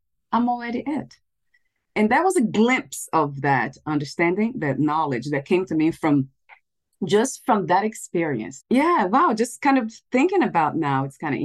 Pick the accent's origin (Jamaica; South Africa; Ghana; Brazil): Brazil; I was born in Brazil